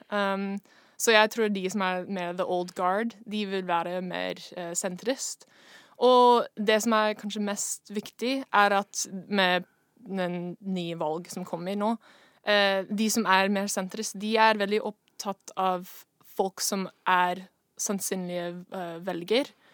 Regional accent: Seattle, Washington, United States; Norwegian is a second language; moved away as an adult; now in Norway; Jeg kommer fra USA, Washington, Seattle.

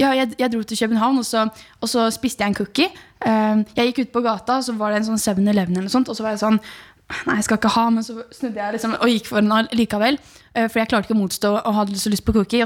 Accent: Horten, Vestfold, Norway; moved away; Horten er jo grunnen til at den jeg er den jeg er. Liksom, det, horten er jo miljøet mitt

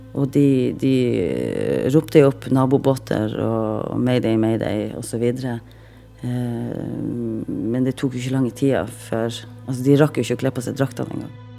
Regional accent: Reine, Nordland, Norway; Født og oppvokst på Rein i Lofoten, og jeg er 40 år.

